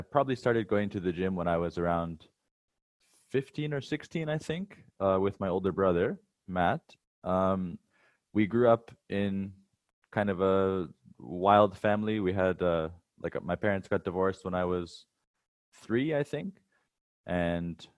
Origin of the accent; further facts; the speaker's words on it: Wasaga Beach, Ontario, Canada; moved away as an adult; now in Hanoi, Vietnam; I'm originally from Wasaga Beach in Canada, but now I live in Hanoi, Vietnam.